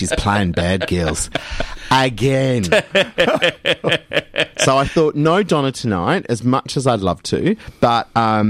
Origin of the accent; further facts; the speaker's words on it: Perth, Western Australia, Australia; now in Melbourne, Australia; Grew up in Perth, and Mum and Dad had a house in Scarborough near the beach